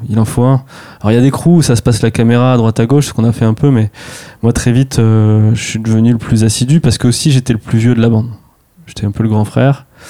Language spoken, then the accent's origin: French; near Tours, Centre-Val de Loire, France; je viens de Tours, à côté, dans un petit village